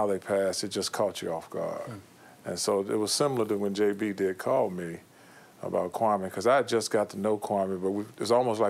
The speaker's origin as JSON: {"language": "English", "region": "Hawaii", "country": "United States", "lives_now": "Boston, United States", "said": "I came from Hawaii to Boston and was very successful."}